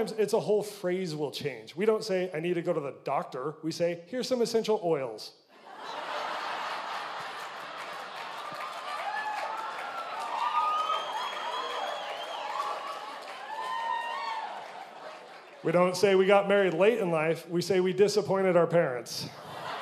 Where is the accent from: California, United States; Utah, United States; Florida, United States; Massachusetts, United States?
Utah, United States; I'm from Utah, and pretty stereotypical Utah family. Grow up, go on a mission, come home, get married